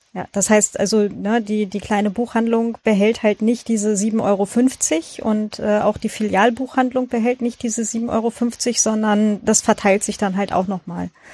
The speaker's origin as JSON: {"language": "German", "region": "Lower Saxony", "country": "Germany", "said": "so Niedersachsen bei uns ist das mit dem I und dem Ü"}